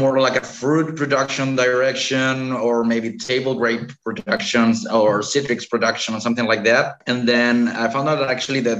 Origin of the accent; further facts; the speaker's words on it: Chile; moved away as an adult; also born or lived in Germany / Rías Baixas, Spain; now in Spain; I'm originally from Chile, South America